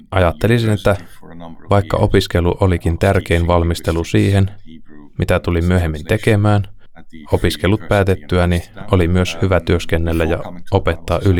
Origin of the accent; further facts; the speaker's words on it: Netherlands; Koska itse olen Alankomaista ja taustaltani protestantti